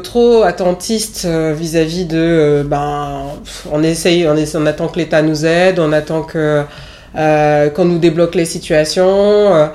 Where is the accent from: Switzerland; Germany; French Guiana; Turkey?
French Guiana; Cayenne; moved away as an adult; now in Paris, France; Je suis née en Guyane, euh, à Cayenne précisément.